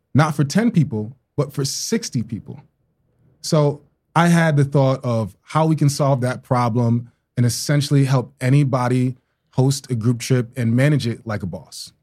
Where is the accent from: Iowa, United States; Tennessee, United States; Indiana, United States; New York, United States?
New York, United States; New York City; also born or lived in Tulsa, Oklahoma; I'm from Brooklyn, New York